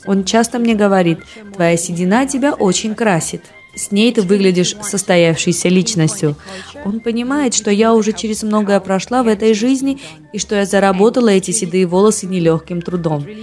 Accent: Denmark; moved away as an adult; now in Georgia; Я выросла в Дании в 70-е годы

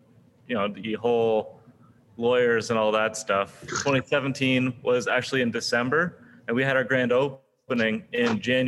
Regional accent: East Coast, United States; Like I said, I mean, I'm from the East Coast, and so Irish reds have

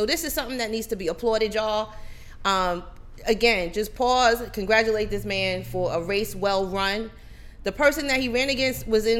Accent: New Jersey, United States; now in Atlanta, United States; I'm from New Jersey.

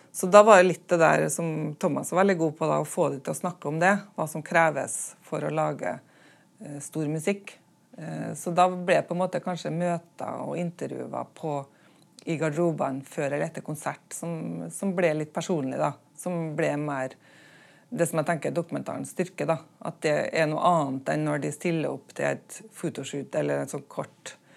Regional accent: Smøla, Møre og Romsdal, Norway; øya der jeg kommer fra, Smøla

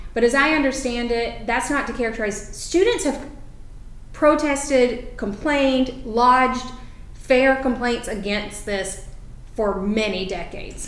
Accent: North Carolina, United States; Having grown up in North Carolina

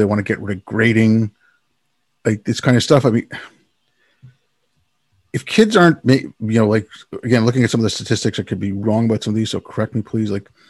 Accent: India; born there; You know, I did a lot of work overseas and I was born in India. I go back there.

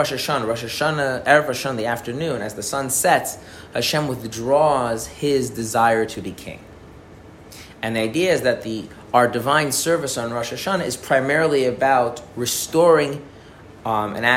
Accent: United States; as an American

